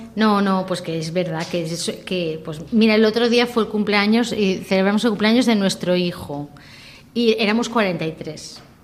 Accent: Valencian Community, Spain; first language Valencian; Spanish is a second language; en casa somos valenciano parlantes pues, tanto por mi padre como mi familia paterna

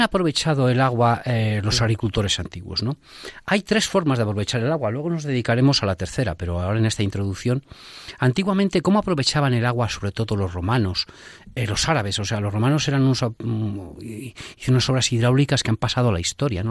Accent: Salamanca, Castile and León, Spain; los que somos de Salamanca

